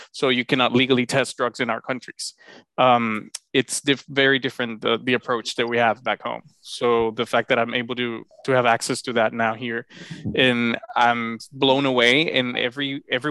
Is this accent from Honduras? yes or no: yes; Honduras; moved away as an adult; now in United States; I'm originally from Honduras, beautiful country in Central America, in the heart of the continent. I was born, raised, and trained overseas in Honduras